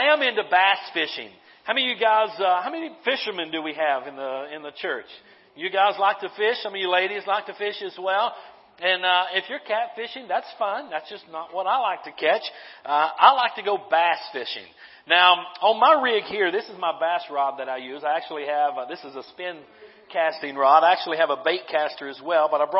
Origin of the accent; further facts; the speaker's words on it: North Carolina, United States; I'm from North Carolina